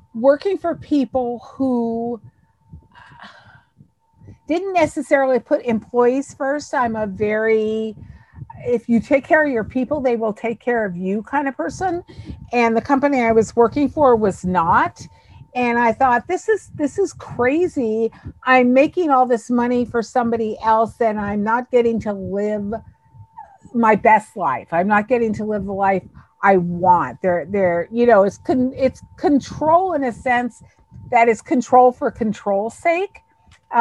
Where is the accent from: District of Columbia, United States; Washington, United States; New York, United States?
New York, United States; Long Island; So I grew up in New York on Long Island. I was born in New York City